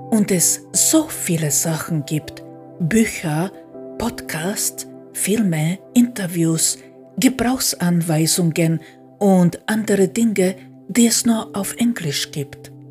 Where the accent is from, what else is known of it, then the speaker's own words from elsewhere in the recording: Croatia; first language hr; German is a second language; now in Austria; Mit Kroatisch hatte ich gar keine Probleme. Natürlich nicht. Das ist meine Muttersprache. Und mit Deutsch auch nicht, da ich als kleines Kind in Österreich gelebt habe.